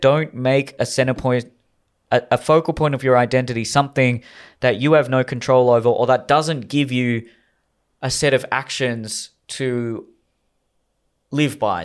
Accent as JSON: {"language": "English", "country": "Australia", "tie": "born or raised there", "said": "I was just born in Australia. I was just born to Indian parents."}